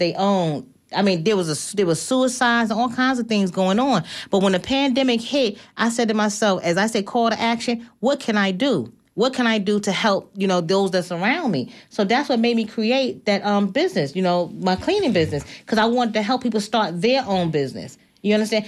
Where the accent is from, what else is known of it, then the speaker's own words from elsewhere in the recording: New York, United States; moved away; I'm from New York